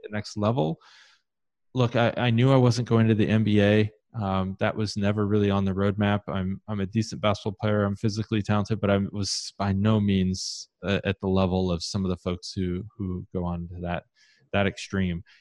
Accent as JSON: {"language": "English", "town": "Columbus", "region": "Ohio", "country": "United States", "tie": "born or raised there", "said": "I grew up in Columbus, Ohio"}